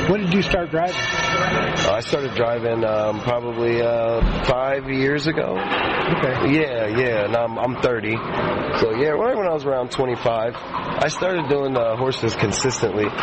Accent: Ohio, United States; also born or lived in Sacramento; I'm actually from Ohio

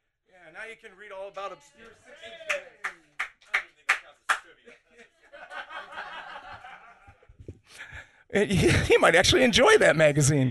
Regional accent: Cleveland, Ohio, United States; moved away; I'm from Cleveland, Ohio, originally.

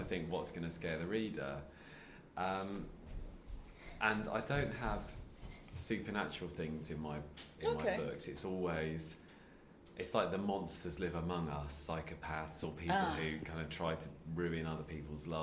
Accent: Sussex, South East England, United Kingdom; also born or lived in London; now in Wolverhampton, United Kingdom; I used to live in London, so I'm originally from Sussex

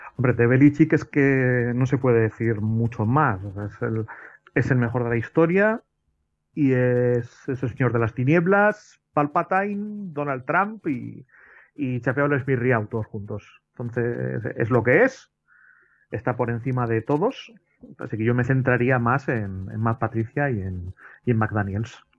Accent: Basque Country, Spain; yo como vasco

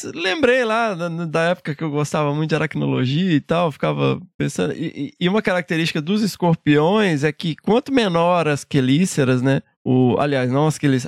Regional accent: Minas Gerais, Brazil; eu, como mineiro

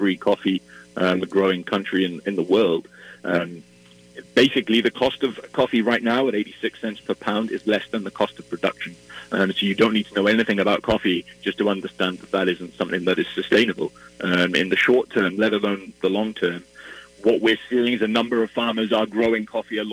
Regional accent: Wales, United Kingdom; moved away as an adult; now in Minneapolis, United States; I'm originally from Wales, and you might be able to tell from my accent, but I've been in Minneapolis for 2 years

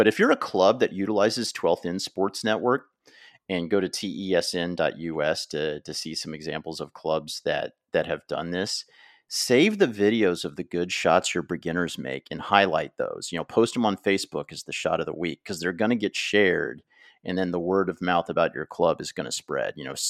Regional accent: United States; because one, I'm American, and two, I just started curling like 10 years ago

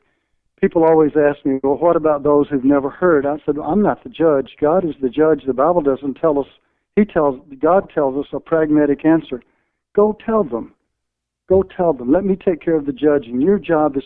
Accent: the South, United States; Being a Southerner

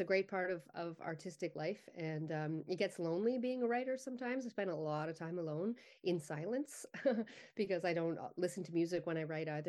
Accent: Summerside, Prince Edward Island, Canada; moved away as an adult; also born or lived in Halifax / Ottawa / Vancouver / Montreal; I grew up in Summerside. I left when I was 18 and I moved around a little bit. I, I went to Halifax for a bit, but then on to Ottawa and then Vancouver. Um, and I moved back for a brief stint uh, on PEI when I was in my earlier 20s

